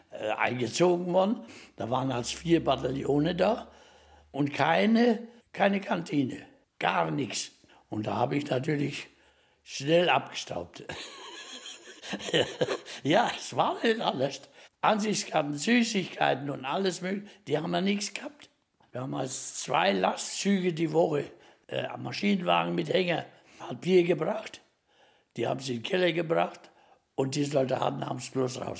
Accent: Bonnland, Bavaria, Germany; moved away

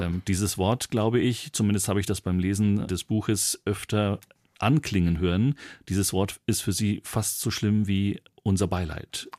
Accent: Bavaria, Germany; wie man bei uns in Bayern sagt

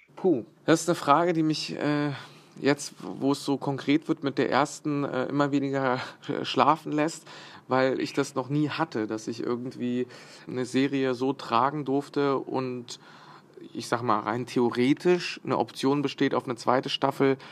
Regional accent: Bosnia & Herzegovina; moved away; Ich bin in Bosnien geboren

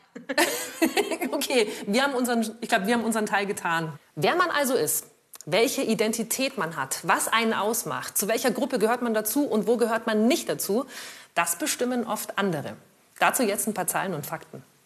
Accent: Augsburg, Bavaria, Germany; now in Munich, Germany; bin geboren in Augsburg, jetzt wohne ich in München.

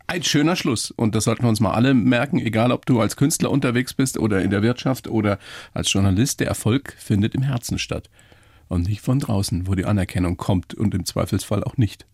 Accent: Regensburg, Bavaria, Germany; So wie in der Oberpfalz, wo ich herkomme. Ja. Regensburg

